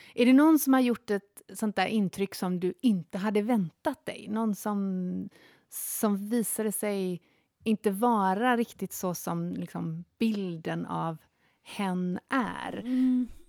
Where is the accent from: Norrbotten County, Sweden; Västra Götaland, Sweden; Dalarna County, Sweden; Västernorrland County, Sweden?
Norrbotten County, Sweden; Jokkmokk; Jag är uppväxt i Jokkmokk